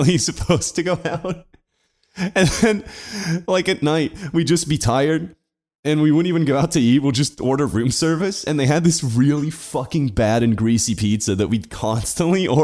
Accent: Portugal; I'm from Portugal.

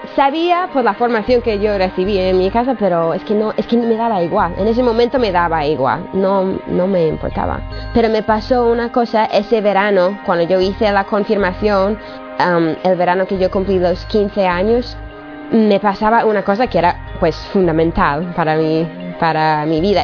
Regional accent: United States; moved away; soy de Estados Unidos.

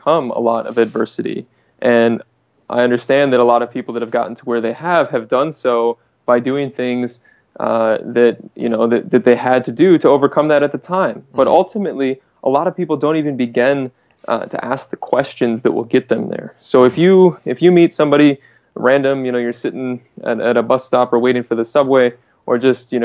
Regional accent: Michigan, United States; So I'm in Michigan right now and I'm from Michigan

